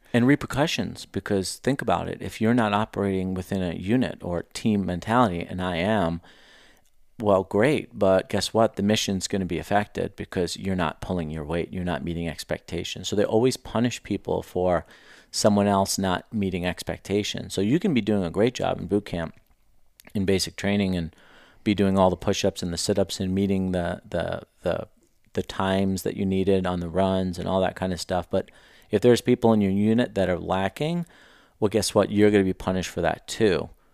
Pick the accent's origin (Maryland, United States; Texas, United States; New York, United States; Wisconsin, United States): New York, United States; New York City; moved away as an adult; now in Scottsdale, United States; I grew up in Queens, New York, um, born and raised there